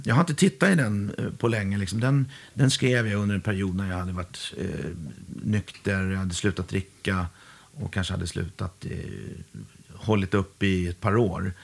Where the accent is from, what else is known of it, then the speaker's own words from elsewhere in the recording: Huddinge, Stockholm County, Sweden; jag är från Huddinge Segeltorp